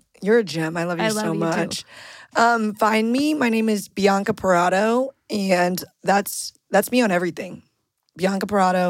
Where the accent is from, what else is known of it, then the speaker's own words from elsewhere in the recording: St. Louis, Missouri, United States; moved away; I'm from St. Louis